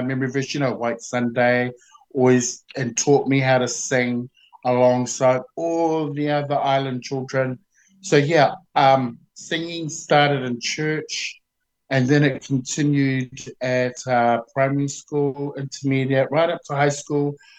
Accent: Auckland, New Zealand; I was born in Auckland, but I was raised in um, East Tamaki, Otara

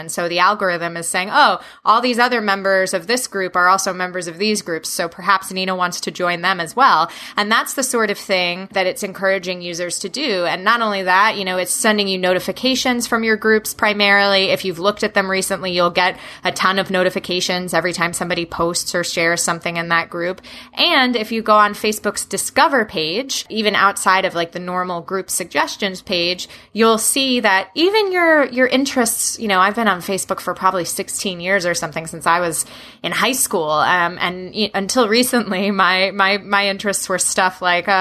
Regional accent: New Jersey, United States; now in Washington, D.C., United States; growing up in the state of New Jersey, my hometown is about an hour away from New York City, an hour away from Philadelphia

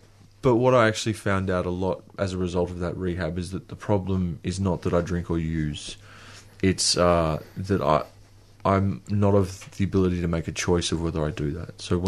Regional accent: Queensland, Australia; So I was actually from Queensland. I think I thought that if I went back to a place where I'd felt home, that I would be home.

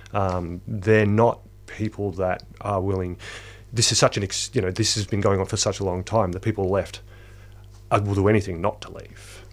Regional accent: small country town in central Victoria, Australia; moved away; it's also my hometown

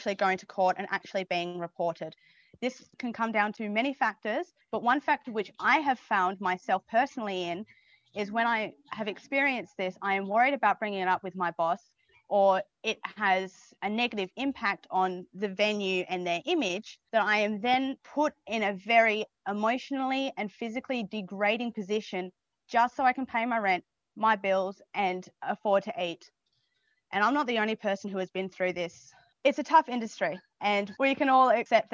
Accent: Geraldton, Western Australia, Australia; now in Melbourne, Australia; I'm originally from Geraldton, West Australia.

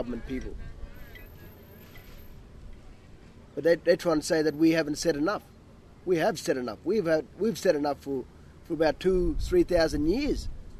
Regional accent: Northern Territory, Australia; I've grew up on this river. I grew up at MacArthur. I grew up on that road. I grew up on Surprise Creek. I grew up on Barney Creek. I grew up where the mine site is.

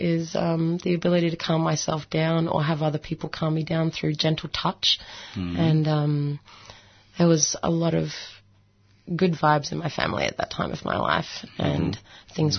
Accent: Melbourne, Victoria, Australia; I grew up in Melbourne's eastern suburbs.

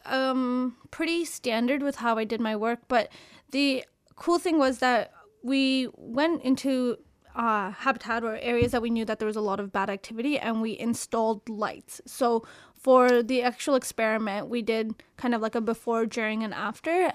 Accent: Canada; I'm from Canada

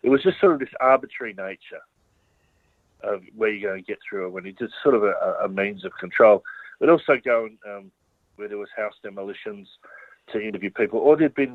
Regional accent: Australia; being someone growing up in Australia

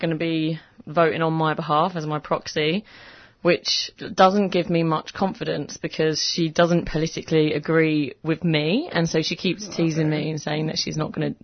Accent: England, United Kingdom; I'm just being very English

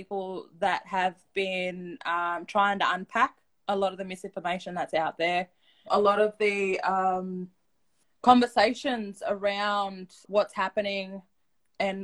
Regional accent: Sydney, New South Wales, Australia; I grew up in Redfern, Waterloo in Sydney.

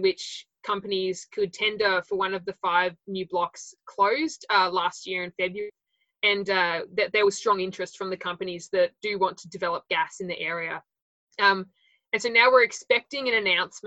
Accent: Latrobe Valley, Victoria, Australia; I'm from the Latrobe Valley originally. That's where I grew up

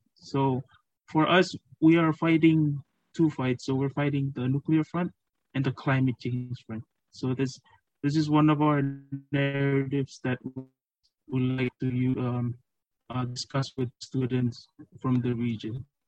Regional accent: Marshall Islands; moved away as an adult; now in Fiji; I'm from the Marshall Islands

